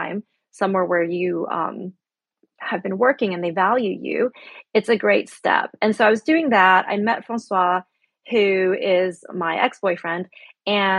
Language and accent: English; United States; moved away; also born or lived in Shanghai, China / Spain; me being American